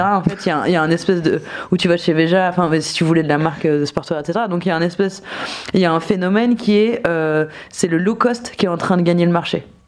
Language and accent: French; Nancy, Grand Est, France; j'ai grandi à Nancy